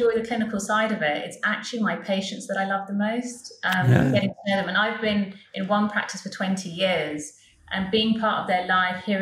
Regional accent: London, United Kingdom; So I'm a London girl, a West London girl. I was born and brought up in Ealing.

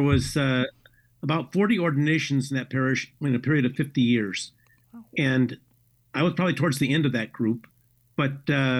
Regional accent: Omaha, Nebraska, United States; I grew up in Omaha, Nebraska. I'm the oldest of seven children, and I grew up in, I say I grew up in the best Catholic school, the best parish, the best community.

